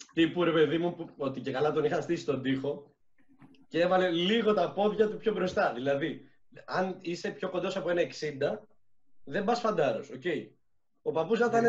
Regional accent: Syros, South Aegean, Greece; moved away; είμαι από τη Σύρο

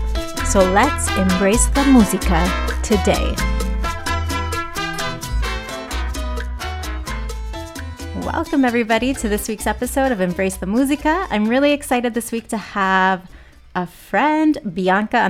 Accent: Minnesota, United States; I grew up in a really small town in Minnesota.

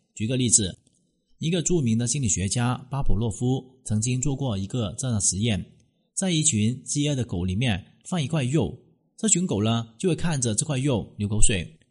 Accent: China; 我们中国人真的是太矜持了

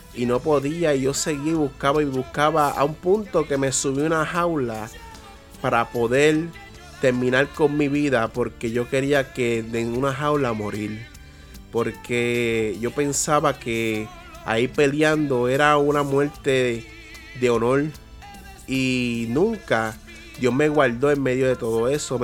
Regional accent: Peñuelas, Puerto Rico; also born or lived in Yauco, Puerto Rico; Pues yo nací en Yauco, Puerto Rico, y mi crianza fue en Peñuelas, en un sector llamado La Moca

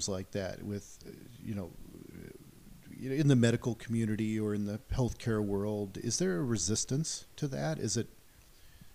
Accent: Midwest, United States; I grew up in the Midwest.

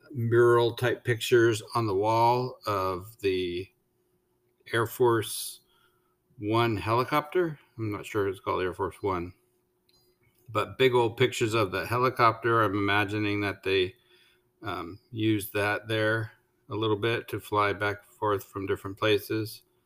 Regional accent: United States

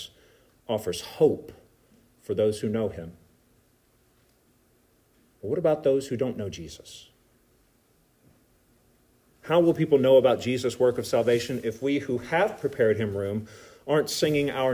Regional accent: United States; we are Americans

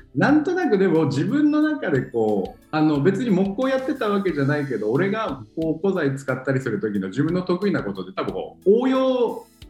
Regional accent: Iwate, Japan; moved away; もともと僕地元が岩手県で

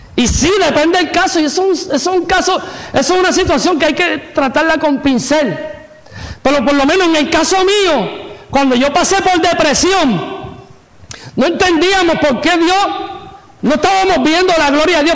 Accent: Puerto Rico; me crié en Puerto Rico

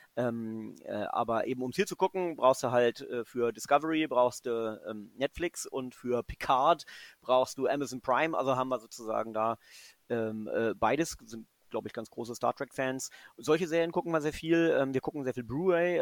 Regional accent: Göttingen, Lower Saxony, Germany; also born or lived in England / Cologne; now in Frankfurt, Germany; Ich bin ja kein äh, gebürtiger Frankfurt. ich bin ja, bin ja Göttinger. Ich äh, bin quasi ähm, protestantische

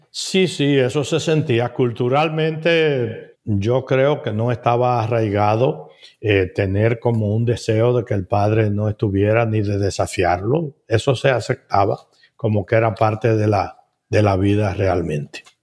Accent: Navas, Dominican Republic; moved away as an adult; also born or lived in Inver / Puerto Rico / New Jersey, United States; Yo nací en Navas, una comunidad que describo como un villorrio que tenía alrededor de 148 casas, creo. Y ahí nací y me desarrollé los primeros 12 años

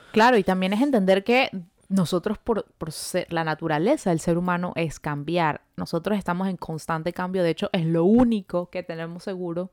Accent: Venezuela; now in Montreal, Canada

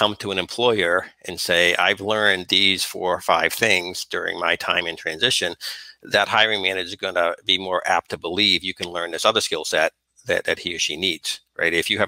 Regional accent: Northeast, United States; Growing up in the Northeast

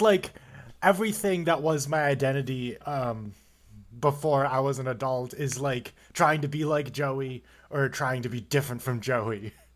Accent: Buffalo, New York, United States; I live in Buffalo, New York. I've been here my whole damn life.

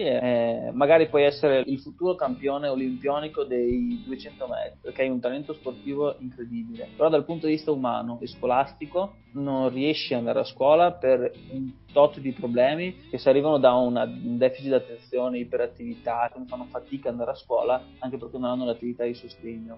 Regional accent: Cesiomaggiore, Veneto, Italy; also born or lived in Feltre / Pavia; sono cresciuto a Cisio Maggiore, ho fatto le scuole elementari a Cesu Maggiore

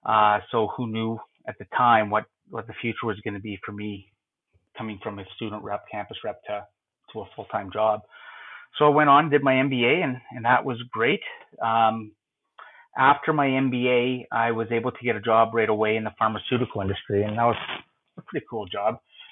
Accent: North Bay, Ontario, Canada; also born or lived in Sudbury, Ontario / Toronto; Originally, I'm from Northern Ontario. I grew up in North Bay, consider Sudbury, Ontario, which is about an hour and a half of North Bay as my home base still. Went to university in Sudbury at Laurentian University.

